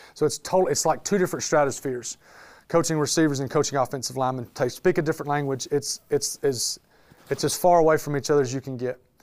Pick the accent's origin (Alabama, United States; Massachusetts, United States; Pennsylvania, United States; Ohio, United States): Alabama, United States; Birmingham; moved away as an adult; now in Birmingham, United States; I was born and raised in Birmingham, Alabama